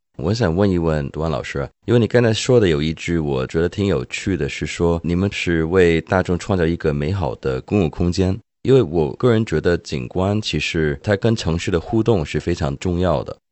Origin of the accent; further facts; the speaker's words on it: Hong Kong; 我的家乡香港